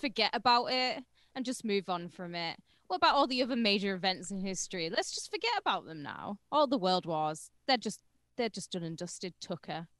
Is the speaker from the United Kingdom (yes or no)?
yes; United Kingdom; I'm British